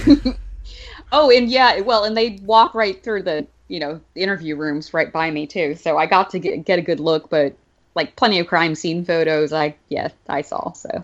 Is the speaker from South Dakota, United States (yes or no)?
no; Alabama, United States; where I grew up in Alabama